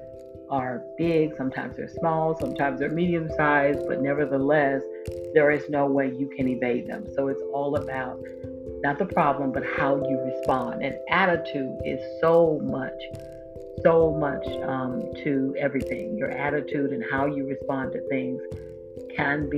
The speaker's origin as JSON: {"language": "English", "area": "Volusia County", "region": "Florida", "country": "United States", "said": "my home state and in my home county, Volusia County, Florida"}